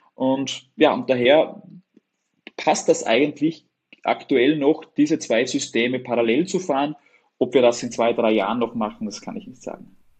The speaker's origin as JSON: {"language": "German", "region": "Upper Austria", "country": "Austria", "said": "ich komme aus Oberösterreich, direkt an der Grenze von Deutschland, Tschechien und Österreich"}